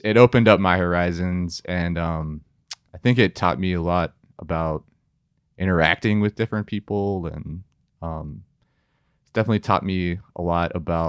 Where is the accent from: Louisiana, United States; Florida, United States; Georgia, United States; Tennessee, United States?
Tennessee, United States; Sewanee; I grew up in Suwanee, Tennessee for a couple of years.